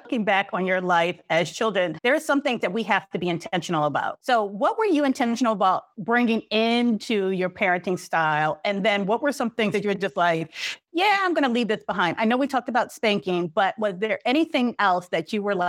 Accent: New York City, New York, United States; I grew up in Brooklyn in the 80s during the height of the drug epidemic at the epicenter.

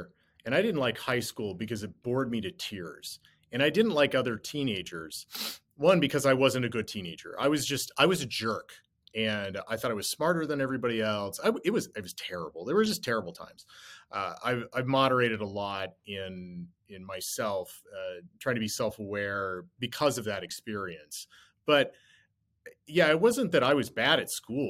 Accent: Cold Bay, Alaska, United States; Cold Bay, where I grew up

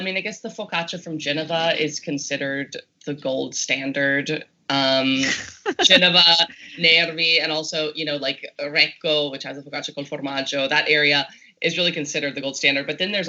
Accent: Texas, United States; moved away; Well, I am from Texas. I am from Texas, so I got to get my Texan roots in there sometimes.

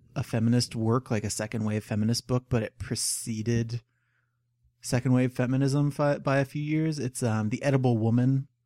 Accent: United States; as an American

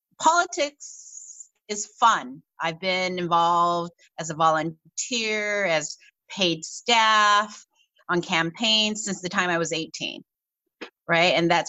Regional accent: Los Angeles, California, United States; accent: Valley; So my family immigrated to Los Angeles in 1974.

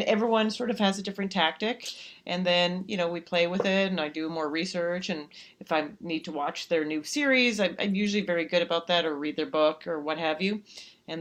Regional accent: Calgary, Alberta, Canada; now in United States; Canada. From Calgary, Alberta, Canada.

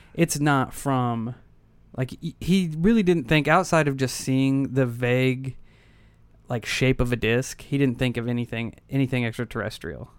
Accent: United States; as an American

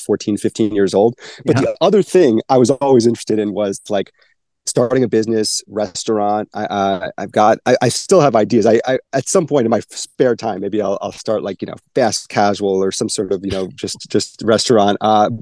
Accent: New Jersey, United States; moved away as an adult; also born or lived in Syracuse, New York; now in Dallas, United States; I'm from New Jersey. You know, I grew up on the East Coast, went to Syracuse, and then 9 years ago, I became an adopted Texan

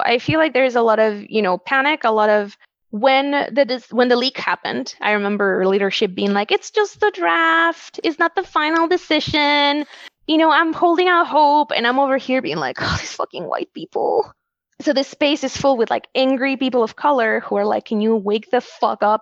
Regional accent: Wisconsin, United States; I was born in Wisconsin

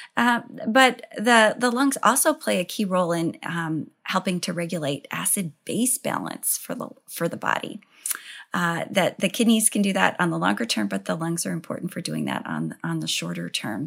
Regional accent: Idaho, United States; I grew up in Idaho

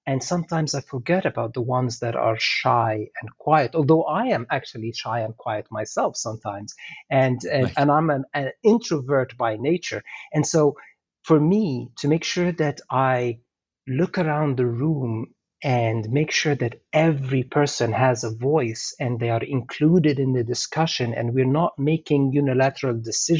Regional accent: Egypt; moved away as an adult; now in Canada; I'm originally from Egypt as well, right? So I came to Canada 25, 26 years ago, even more actually, 27 years ago now

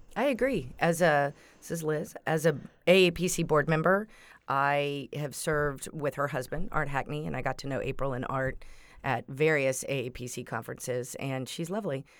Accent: Texas, United States; moved away; I'm from Texas, so my high school friends

